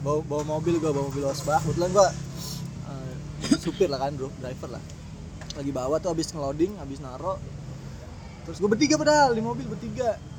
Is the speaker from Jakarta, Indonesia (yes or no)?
yes; Jakarta, Indonesia; Anak periuk